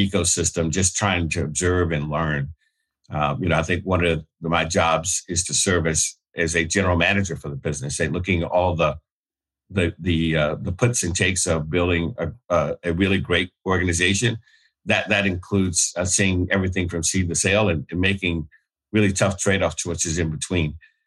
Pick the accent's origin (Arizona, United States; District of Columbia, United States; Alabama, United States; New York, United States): Alabama, United States; I grew up in Alabama